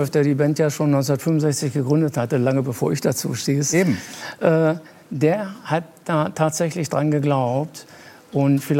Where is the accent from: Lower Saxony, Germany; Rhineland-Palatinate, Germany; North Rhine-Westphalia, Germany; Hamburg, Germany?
Lower Saxony, Germany; ich komme auch aus Niedersachsen